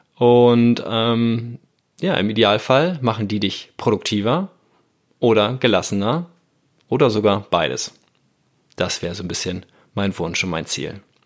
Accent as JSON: {"language": "German", "region": "Hamburg", "country": "Germany", "said": "als Hamburger Nordlicht am Wasser"}